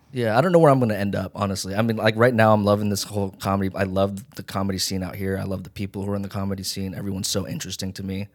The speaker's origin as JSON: {"language": "English", "town": "Las Vegas", "region": "Nevada", "country": "United States", "tie": "born or raised there", "also_born_or_lived": "Hawaii", "moved": "yes", "lives_now": "Los Angeles, United States", "said": "I was born in Hawaii and then raised in Vegas"}